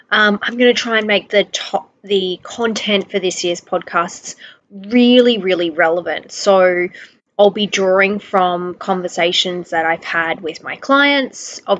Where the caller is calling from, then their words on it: Brisbane, Queensland, Australia; um, also known as a balanced nutritionist, and I'm recording from Brisbane, Australia.